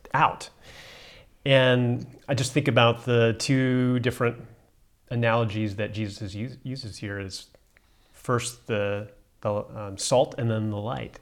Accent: United States; now in South Africa; as an American

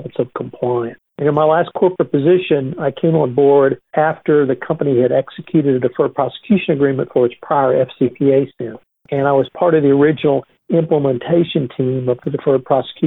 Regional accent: Texas, United States; I'm a Texan

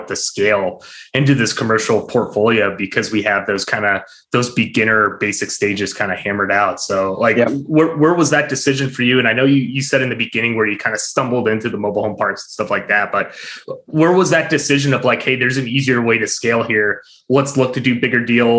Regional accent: upstate New York, United States; I'm from upstate New York. I'm not from New York City

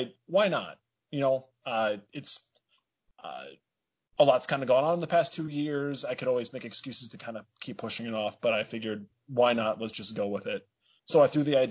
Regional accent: Dubuque, Iowa, United States; So I was born actually here in Dubuque, Iowa. That's where I currently live.

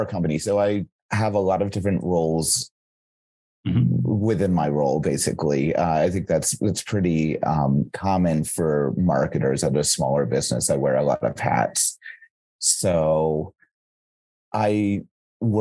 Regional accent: North Carolina, United States; now in Chicago, United States; I'm originally from North Carolina in the East Coast of the United States

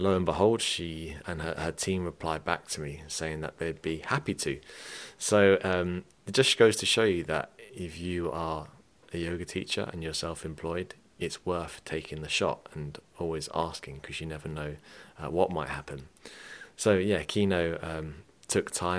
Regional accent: England, United Kingdom; now in Ireland; I mean I'm English, but I have Irish parents.

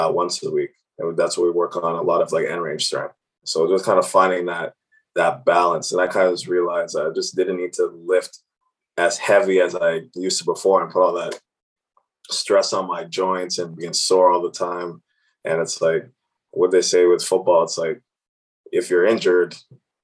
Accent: Cambridge, Ontario, Canada; growing up in Cambridge, sometimes my parents were working weekends and all different hours

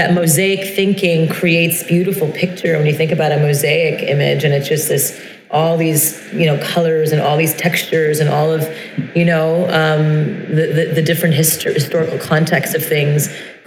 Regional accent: Brossard, Quebec, Canada; I grew up in Montreal, Canada, in French Montreal, the South Shore of Montreal, in a town called Brossard

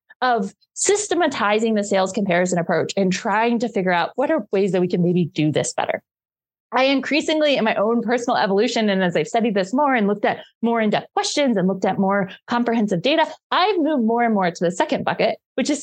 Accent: Cincinnati, Ohio, United States; I grew up in Cincinnati, Ohio

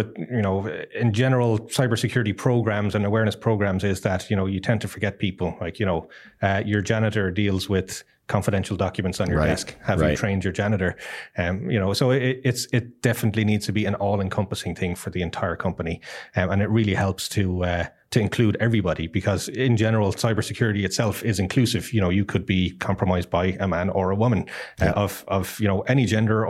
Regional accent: Ireland; now in Costa Rica; Yes, I am Irish, but don't hold that against me.

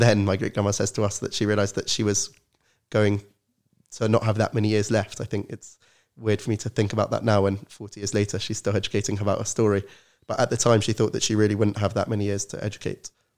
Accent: London, United Kingdom; I'm originally from London, grew up in an Orthodox Zionist family

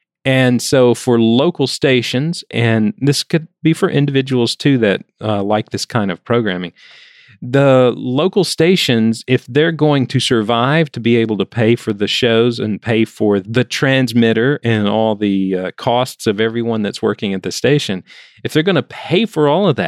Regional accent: Alabama, United States; And I remember in one town that I grew up in Alabama, there was something called Mule Day.

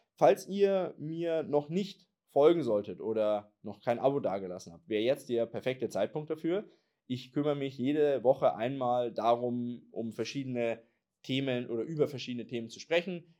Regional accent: Germany; wir Deutsche

